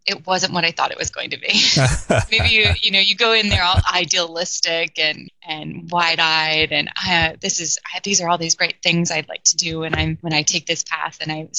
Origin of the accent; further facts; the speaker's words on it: West Chester, Pennsylvania, United States; now in Los Angeles, United States; So I grew up outside of Philadelphia in Westchester, Pennsylvania, out sort of in the suburbs, countryside.